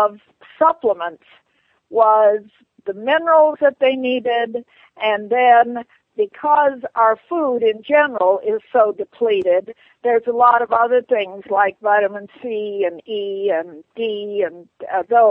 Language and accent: English; northern Minnesota, United States; moved away; also born or lived in Hollywood; I was raised in Minnesota, in northern Minnesota, where people went hunting and fishing all the time.